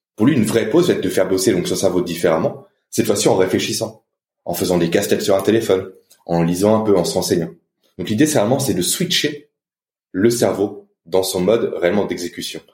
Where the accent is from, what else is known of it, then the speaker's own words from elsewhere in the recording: France; en tant que Français